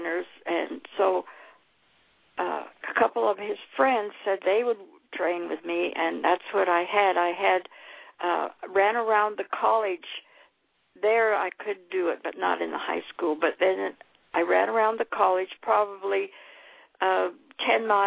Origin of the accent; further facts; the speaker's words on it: California, United States; moved away as an adult; also born or lived in Colorado Springs, Colorado; I was born and raised in California, so we lived here in California.